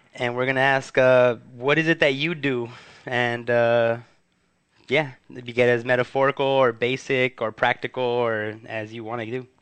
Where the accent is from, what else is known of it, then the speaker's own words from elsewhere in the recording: Huntington Park, California, United States; on Pacific Boulevard in my hometown of Huntington Park